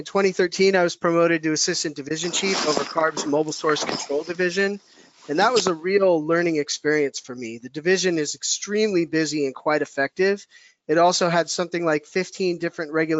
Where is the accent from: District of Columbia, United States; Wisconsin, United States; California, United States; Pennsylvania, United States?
California, United States; Lafayette; I grew up in the East San Francisco Bay in Lafayette, California